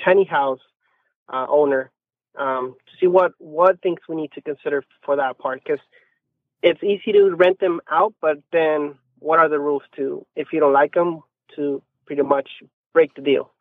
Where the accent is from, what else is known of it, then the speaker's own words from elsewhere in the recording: Mexico; English is a second language; now in San Diego, United States; I'm actually a U S citizen, but I, I, I'm originally from Mexico